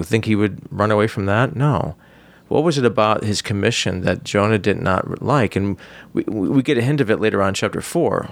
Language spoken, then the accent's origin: English; United States; as American Christian